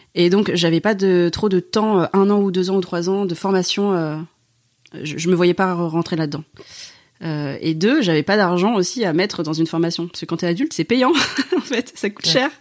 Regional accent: France; je suis en France, je suis française

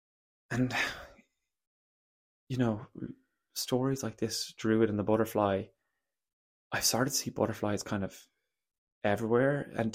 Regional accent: Munster, Ireland; I'm from Kerry. I'm from the kingdom, and we welcome everybody of shape, size, color, creed to Kerry.

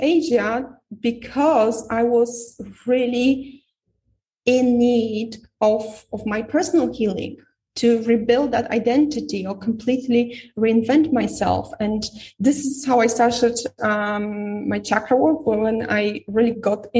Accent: Poland; moved away; I'm from Poland

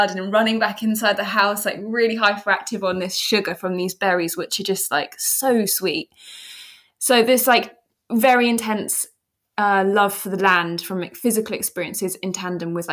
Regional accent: London, United Kingdom; I always say that it's really interesting because growing up in London, I mean, it's like a big city, of course, but I didn't really have memories of the urban landscape.

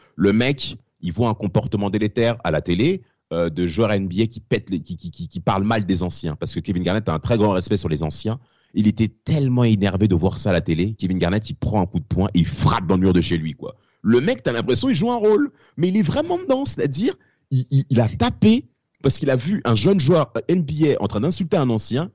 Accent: France; also born or lived in Rennes, Brittany; nous sommes français

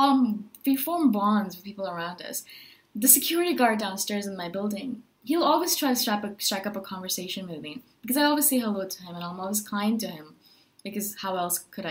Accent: India; now in Chiang Mai, Thailand; I'm from India originally

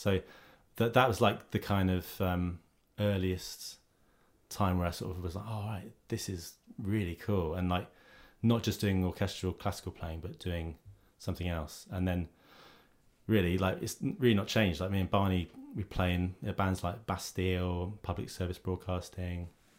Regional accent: Southend-on-Sea, East of England, United Kingdom; I'm from Southend in Essex.

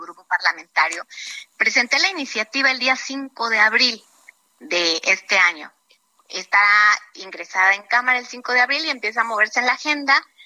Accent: Chiapas, Mexico; yo soy de Chiapas y manejamos la el horario de la Ciudad de México

